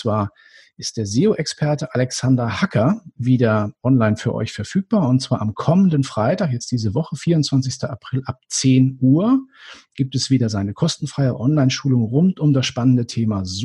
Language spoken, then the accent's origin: German; Northern Germany, Germany; now in Munich, Germany; ich weiß nicht, ob ich das richtig ausspreche als Norddeutscher, aber Wahlmünchner